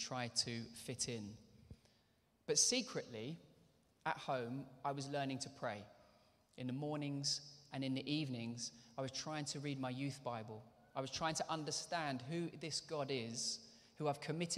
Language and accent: English; London, United Kingdom; moved away as an adult; also born or lived in Bedford; I grew up there with my mum in Northwest London in Hendon